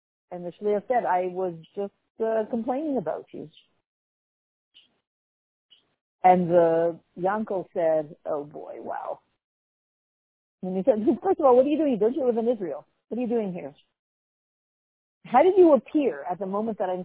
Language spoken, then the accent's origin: English; Canada; I'm from Canada